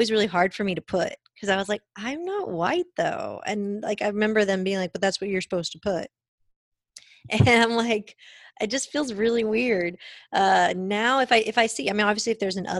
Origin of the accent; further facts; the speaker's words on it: Irving, Texas, United States; I grew up in Irving